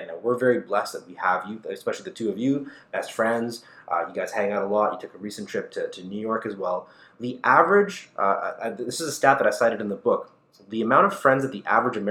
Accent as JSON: {"language": "English", "town": "Toronto", "region": "Ontario", "country": "Canada", "tie": "born or raised there", "said": "a young kid growing up in Scarborough"}